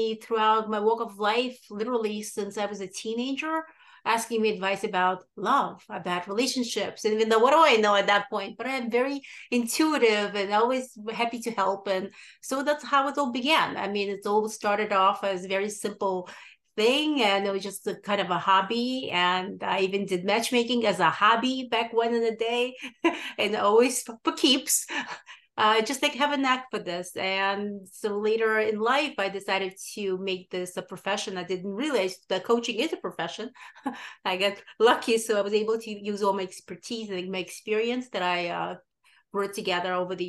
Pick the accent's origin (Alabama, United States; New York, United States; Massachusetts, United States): New York, United States; also born or lived in Odessa, Ukraine; I was born in Odessa, Ukraine, and I grew up in New York